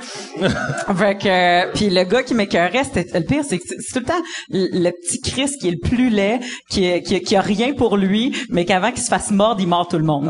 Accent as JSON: {"language": "French", "area": "Abitibi", "region": "Quebec", "country": "Canada", "tie": "born or raised there", "also_born_or_lived": "Montreal", "moved": "yes", "said": "je suis née en Abitibi, puis après ça, on a bougé à Québec, puis après ça, à Montréal"}